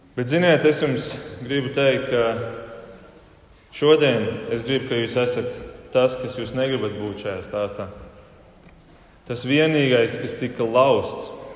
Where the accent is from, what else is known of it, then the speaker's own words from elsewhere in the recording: Germany; now in Latvia; dzīvojot Vācijā, uzaugot Vācijā un dzīvojot Latvijā